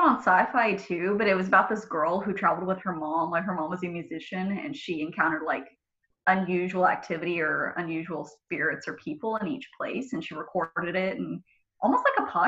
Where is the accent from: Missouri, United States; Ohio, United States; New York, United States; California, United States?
California, United States; Sacramento; also born or lived in Chico; I was born in Sacramento, and I've lived in the Sacramento area pretty much my whole life